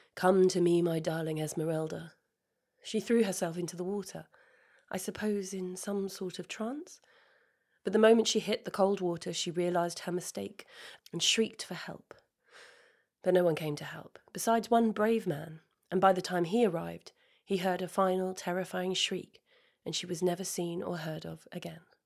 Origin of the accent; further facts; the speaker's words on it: Sidestrand, East of England, United Kingdom; the house I grew up in was in Sidestrand, North Norfolk